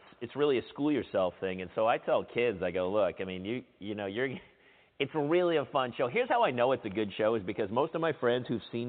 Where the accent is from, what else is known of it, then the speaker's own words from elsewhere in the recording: New Hampshire, United States; moved away as an adult; also born or lived in San Diego; I'm from New Hampshire, and I got sick of the cold